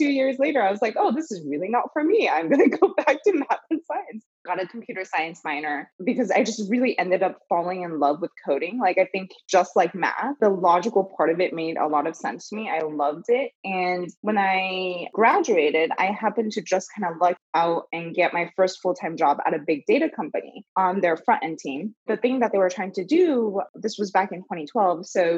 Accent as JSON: {"language": "English", "region": "California", "country": "United States", "tie": "born or raised there", "also_born_or_lived": "Philippines / China / Japan", "said": "So I was born in the Philippines. My parents are Chinese. So lived in China for 2 years, Japan for 6 years. And then I moved to the US when I was 10. Settled in Southern California"}